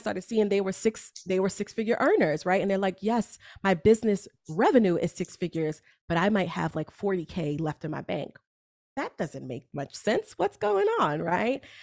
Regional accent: New York, United States; I am a New Yorker

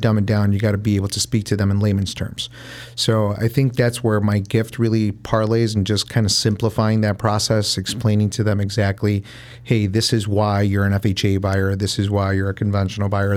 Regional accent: Chicago, Illinois, United States; I grew up in the North Side

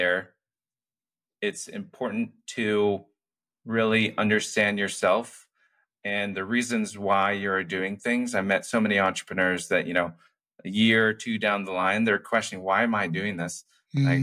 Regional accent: Castro Valley, California, United States; I grew up in the Bay Area in San Francisco Bay Area in Castro Valley in the East Bay

